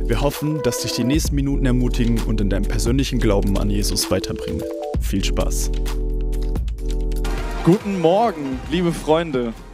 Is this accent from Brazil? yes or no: no; Italy; Und ähm, genau, bevor wir starten, auch nochmal ich bin Italiener.